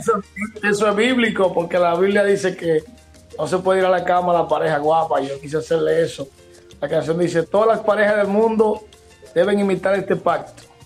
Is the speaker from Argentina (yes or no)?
no; Dominican Republic; somos dominicanos